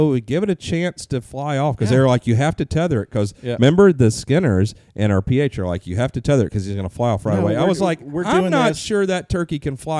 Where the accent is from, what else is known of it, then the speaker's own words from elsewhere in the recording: Southern United States, United States; I growing up in the South, we see turkeys.